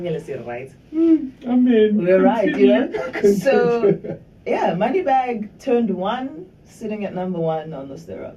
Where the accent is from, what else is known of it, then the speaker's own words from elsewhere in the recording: Durban, KwaZulu-Natal, South Africa; also born or lived in Johannesburg; Born and raised in Durban, from Westville, you know, all my life, being in Westville.